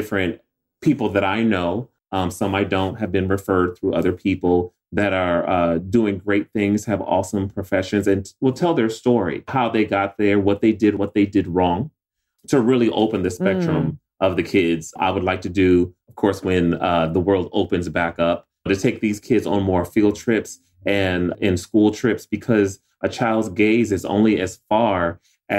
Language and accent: English; Joliet, Illinois, United States; moved away as an adult; when I grew up in Joliet, Illinois